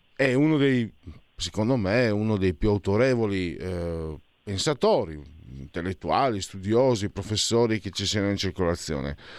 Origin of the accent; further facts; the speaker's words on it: Italy; also born or lived in Veneto; io vengo dal Friuli, dal Veneto